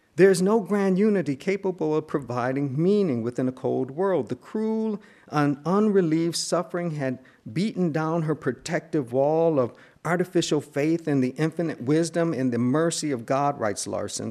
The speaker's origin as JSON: {"language": "English", "town": "Buffalo", "region": "New York", "country": "United States", "tie": "born or raised there", "also_born_or_lived": "Cambridge", "moved": "yes", "said": "the kind of theological propositions with which I grew up in Buffalo, New York"}